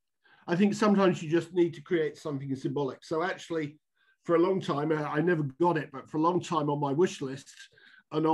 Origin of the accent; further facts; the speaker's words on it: United Kingdom; also born or lived in Luton; seek to walk as a Brit